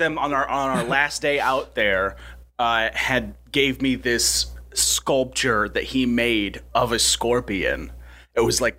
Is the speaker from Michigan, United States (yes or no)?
yes; Michigan, United States; I'm from Michigan. We don't have scorpions.